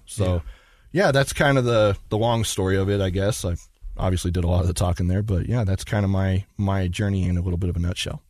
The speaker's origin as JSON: {"language": "English", "town": "Magna", "region": "Utah", "country": "United States", "tie": "born or raised there", "said": "I was born and raised here in Utah, in Magna"}